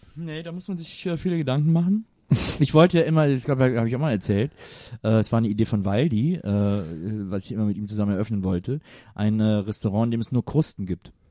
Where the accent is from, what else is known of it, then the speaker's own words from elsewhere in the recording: Cologne, North Rhine-Westphalia, Germany; moved away; bei uns in Köln